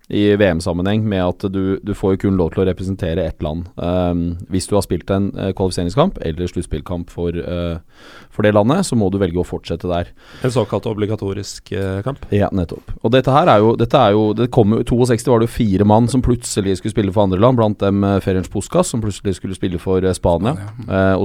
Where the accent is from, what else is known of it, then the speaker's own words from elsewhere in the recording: Rio de Janeiro, Brazil; also born or lived in Qatar; jeg føler at jeg er litt fra Qatar. Uh, og så er jeg født og oppvokst i Rio de Janeiro.